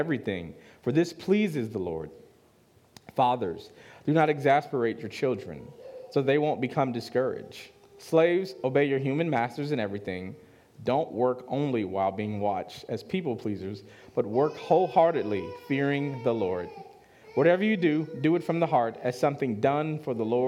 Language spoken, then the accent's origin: English; Chicago, Illinois, United States; I'm from Chicago.